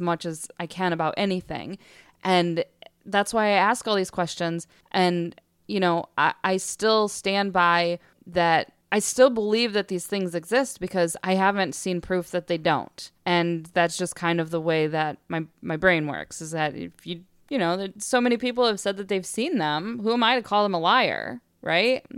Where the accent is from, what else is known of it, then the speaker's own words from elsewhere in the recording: West Branch, United States; growing up in West Branch, we lived, we lived out in the woods and we had forty acres behind our home